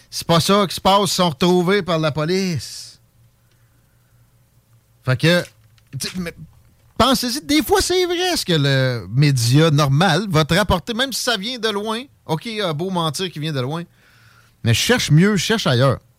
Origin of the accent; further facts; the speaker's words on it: Quebec, Canada; Moi, je suis un Gaspésien.